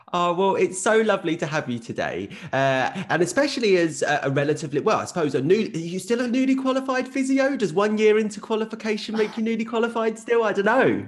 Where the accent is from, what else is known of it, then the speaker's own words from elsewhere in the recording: Essex, East of England, United Kingdom; I'm also Southeast, but I'm Essex. I'm not Kent. There is variety in those accents